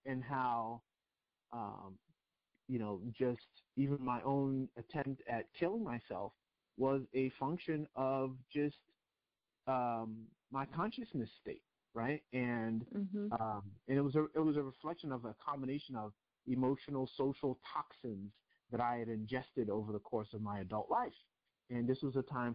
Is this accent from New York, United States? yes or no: yes; New York, United States; My parents are from Nigeria. I grew up in New York